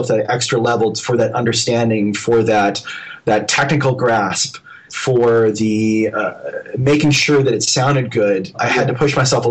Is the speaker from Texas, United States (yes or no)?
yes; Dallas, Texas, United States; I grew up in Dallas, Texas, where there was no school for sound effects or anything else